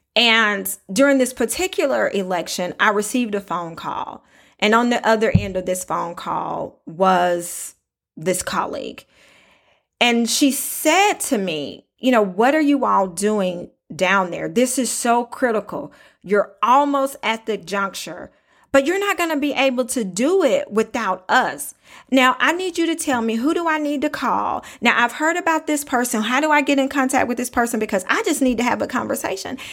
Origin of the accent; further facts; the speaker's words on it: Lincoln, Alabama, United States; moved away; I am from Alabama, raised in a small town called Lincoln